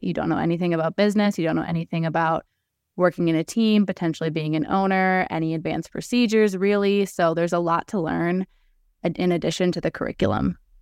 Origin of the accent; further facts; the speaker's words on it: Detroit, Michigan, United States; also born or lived in Ann Arbor, Michigan / East Lansing, Michigan; I grew up in the Detroit area